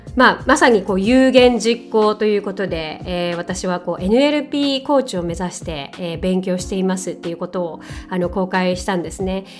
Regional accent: Japan; first language Japanese; 私はね日本人なので母国語は日本語ですけれども

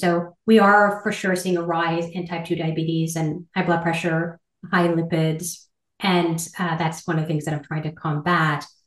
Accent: Ottawa, Ontario, Canada; I grew up in Ottawa, and I am one of four children

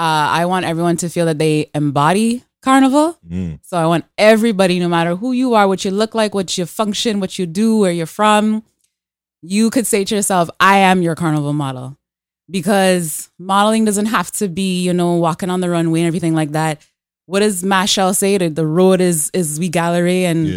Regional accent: Canada; born there; So I was born here in Canada. But my earliest memories are my mom taking me down to Trinidad, where my family is from.

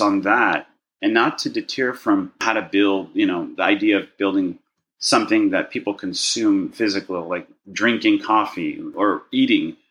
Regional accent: Los Angeles, California, United States; also born or lived in Burbank, California; I was born in Burbank, California. I wish I could say I was born in another country and make it very exotic, but no, it's just Burbank, California. And I grew up in a Jewish neighborhood in Westwood

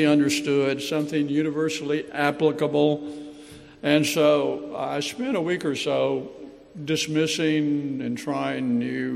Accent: Anniston, Alabama, United States; now in Mobile, United States; when I was a teenager growing up in Anniston, Alabama, in the foothills of the Appalachian Mountains

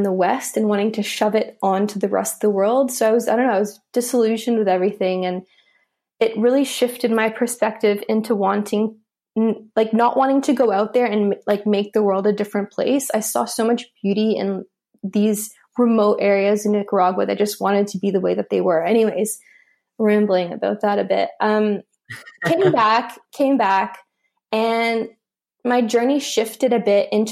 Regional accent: Canada; I studied at McGill University in Canada. I'm Canadian

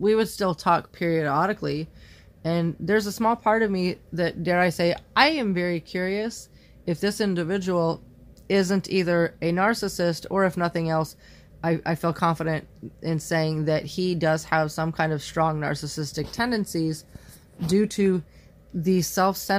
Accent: Indiana, United States; moved away; the same town that I lived in before I left Indiana

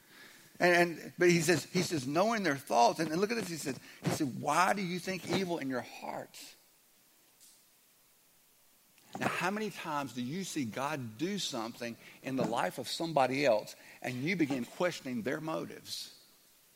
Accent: the South, United States; I'm from the South

